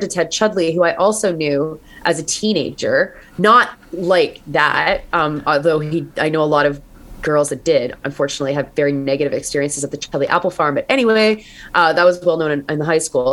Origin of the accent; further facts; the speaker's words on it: Georgetown, Ontario, Canada; also born or lived in Rainy River, Ontario; I was in Georgetown